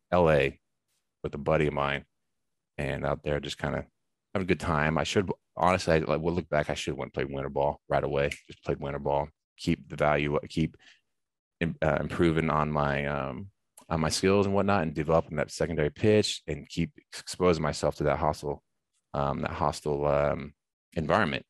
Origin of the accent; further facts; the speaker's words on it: United States; moved away as an adult; now in Canada; I'm from the States